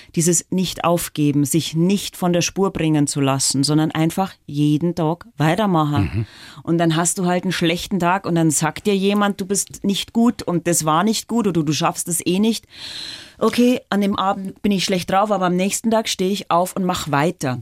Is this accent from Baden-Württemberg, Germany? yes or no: no; Dorfen, Bavaria, Germany; accent: Lower Bavarian; also born or lived in Landshut; Also ich bin sozusagen in Oberbayern aufgewachsen